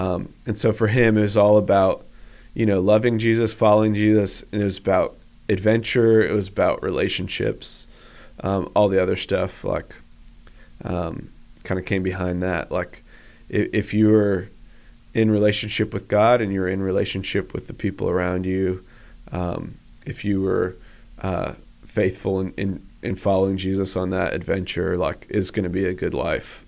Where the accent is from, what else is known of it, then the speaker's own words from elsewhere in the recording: Northampton, Massachusetts, United States; also born or lived in Washington State / Boone, North Carolina; now in Huntersville, United States; I grew up in Western Massachusetts, um, in a small college town um, on the Connecticut River called Northampton